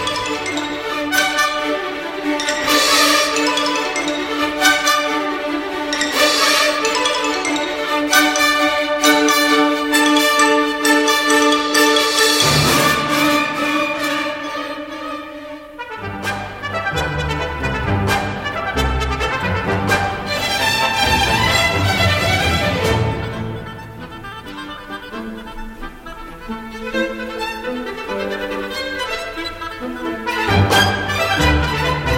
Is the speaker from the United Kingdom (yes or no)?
yes; England, United Kingdom; we're English, aren't we? Well, I am